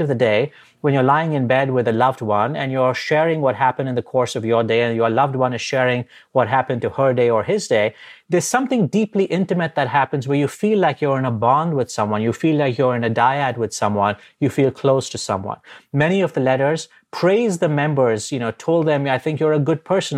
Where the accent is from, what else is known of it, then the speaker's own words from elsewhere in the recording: India; moved away; I grew up in India